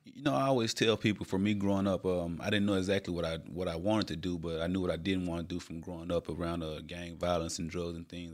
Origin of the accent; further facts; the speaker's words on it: Little Rock, Arkansas, United States; Born and raised in Little Rock, Arkansas